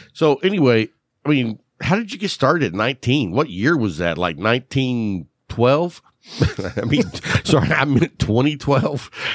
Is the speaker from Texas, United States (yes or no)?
yes; Lubbock, Texas, United States; I grew up in Lubbock, which was, like, the best of both worlds